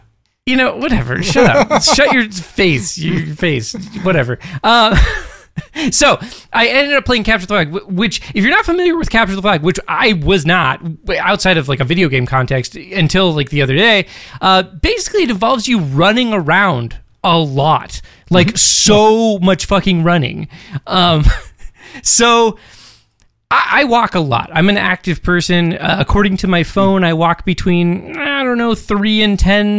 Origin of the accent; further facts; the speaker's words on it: Alaska, United States; growing up in Alaska. Because, like, both Britt and I are from Alaska